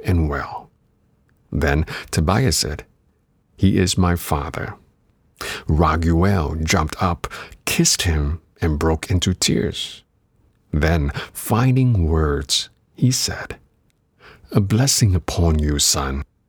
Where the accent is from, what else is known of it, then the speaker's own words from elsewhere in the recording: Singapore; moved away; also born or lived in Canada; I was an active kid growing up in Singapore before moving on to Canada